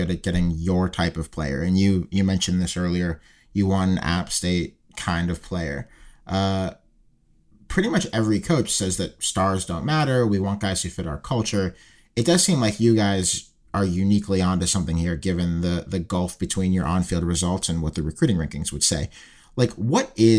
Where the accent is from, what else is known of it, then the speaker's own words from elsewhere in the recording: Pittsburgh, Pennsylvania, United States; I'm from Pittsburgh